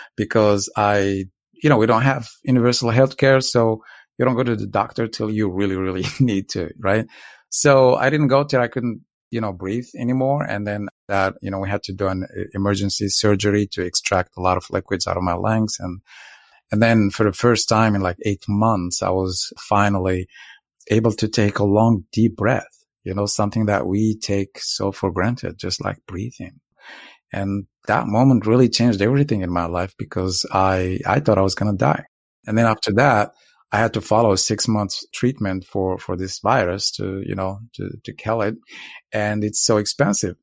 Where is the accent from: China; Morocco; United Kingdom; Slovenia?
Morocco; now in Los Angeles, United States; I'm originally from Morocco. Uh, I was born to a very poor family on very poor village in the south and grew up, uh, in a very tough environment